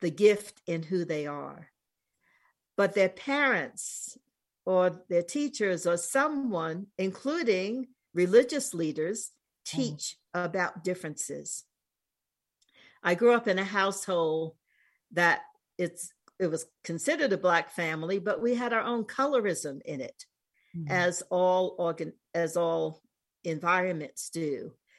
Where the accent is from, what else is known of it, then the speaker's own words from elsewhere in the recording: New York City, New York, United States; moved away as an adult; also born or lived in East Coast / West Coast; now in New Mexico, United States; I grew up in New York City and have lived on the East Coast, West Coast. I'm now in Southwest in New Mexico